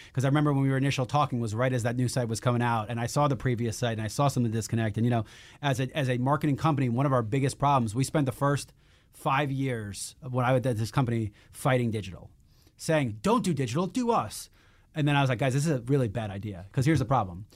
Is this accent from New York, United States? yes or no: yes; New York City, New York, United States; I grew up in Queens, and I didn't even have grass